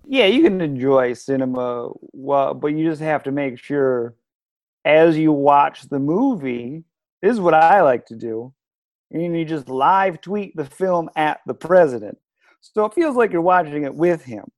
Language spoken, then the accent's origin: English; Michigan, United States; now in New York, United States; I grew up in the Michigan woods.